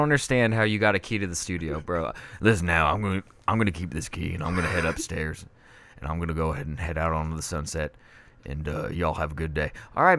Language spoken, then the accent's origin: English; Brooklyn, New York, United States; Did I tell you I grew up in Brooklyn?